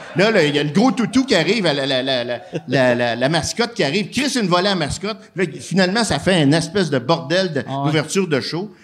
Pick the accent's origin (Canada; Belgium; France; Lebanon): Canada; Quebec City, Quebec; je viens de Québec.